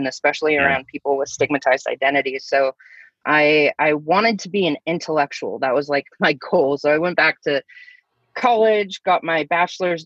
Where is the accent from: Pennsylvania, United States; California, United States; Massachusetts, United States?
California, United States; Thousand Oaks; I grew up in Thousand Oaks, California